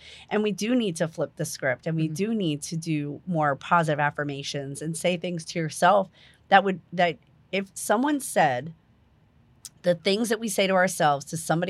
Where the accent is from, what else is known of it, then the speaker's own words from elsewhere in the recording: New Jersey, United States; moved away; I come from New Jersey. It's like a far off land. I'm originally from New Jersey.